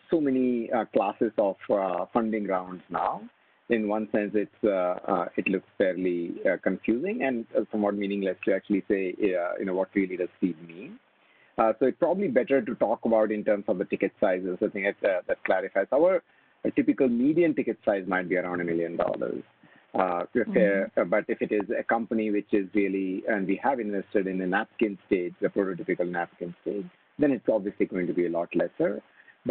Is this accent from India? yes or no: yes; India; moved away as an adult; also born or lived in United States; I grew up here in India. I spent 20 years in the U.S.